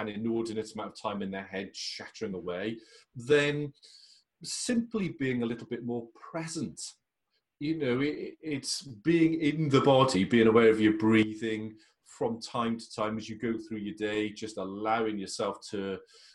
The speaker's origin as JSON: {"language": "English", "region": "Wales", "country": "United Kingdom", "said": "as a Welshman"}